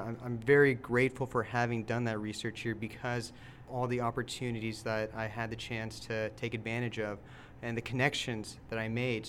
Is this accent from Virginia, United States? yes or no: no; Houston, Texas, United States; I'm born and raised in Houston.